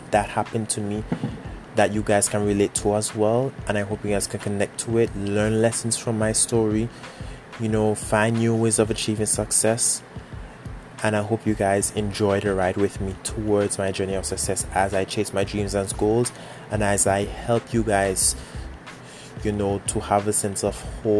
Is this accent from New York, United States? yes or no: yes; New York City, New York, United States; I'm from Brooklyn, New York